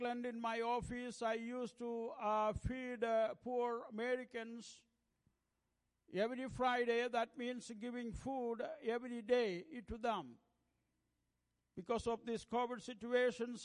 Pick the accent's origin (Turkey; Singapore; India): India; English is a second language; we have more than 1,600 languages in the land of India. I speak only one language among them, that is my mother tongue